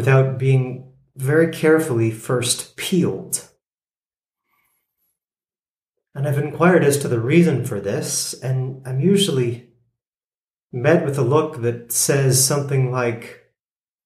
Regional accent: United States; being an American

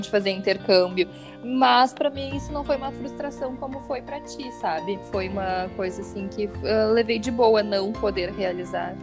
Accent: Rio Grande do Sul, Brazil; accent: gaúcho; o meu sotaque é muito gaúcho?

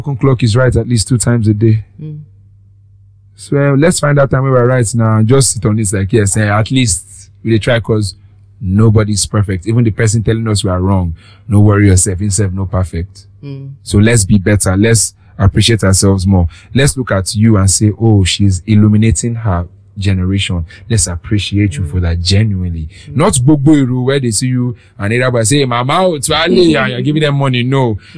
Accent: Lagos, Nigeria; I grew up on Lagos

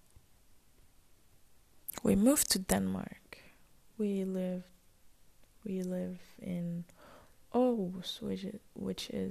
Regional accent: Ras Al Khaimah, United Arab Emirates; I was born and raised in Emirates, in a city that's called Ras Al Khaimah.

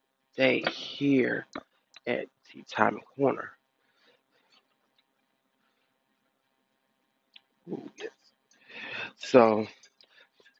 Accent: Detroit, Michigan, United States; now in Hoover, United States; my home state, Detroit, Michigan

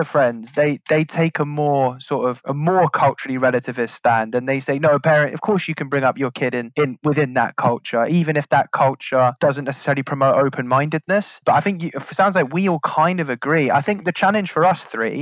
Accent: London, United Kingdom; we're from Northwest London

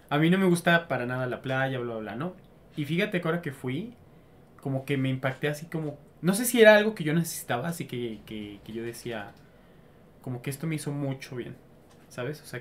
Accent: Mexico; Soy mexicano.

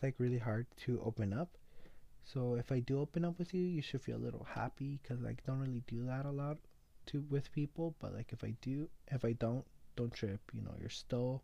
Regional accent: Los Angeles, California, United States; I am 16 years old and I am from East

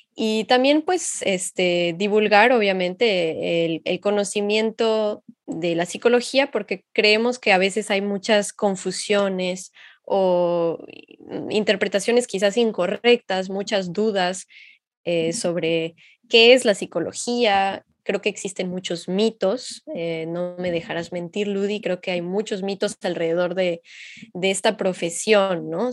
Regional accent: Xalapa, Veracruz, Mexico; moved away as an adult; now in France; yo soy de Jalapa, México.

